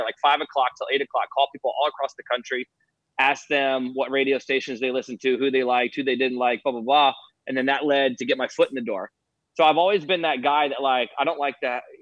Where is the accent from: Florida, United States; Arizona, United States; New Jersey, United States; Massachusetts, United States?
Florida, United States; St. Petersburg; St. Pete